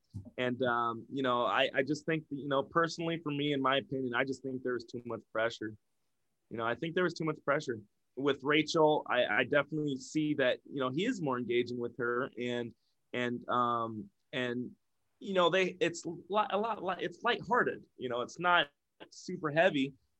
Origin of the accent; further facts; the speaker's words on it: Iowa, United States; Right, that's the Quad Cities. We're from Iowa, you know, corny cows.